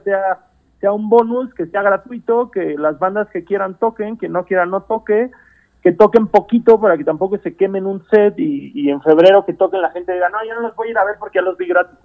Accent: Cancún, Quintana Roo, Mexico; moved away; yo vengo de una ciudad chica, yo vengo de Cancún

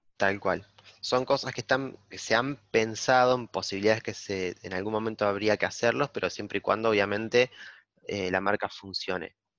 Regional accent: Argentina; now in La Plata, Argentina; en mi pueblo

